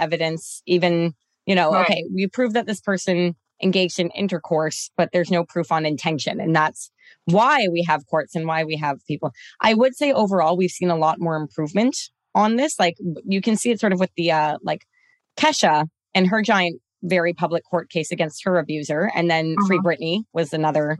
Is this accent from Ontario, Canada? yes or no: yes; Toronto, Ontario, Canada; I'm from Toronto